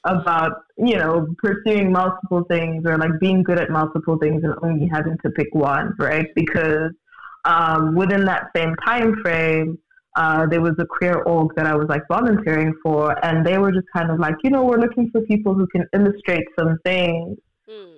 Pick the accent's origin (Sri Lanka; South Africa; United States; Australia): South Africa; Johannesburg, Gauteng; born and bred in Joburg, definitely currently based in um, South Africa.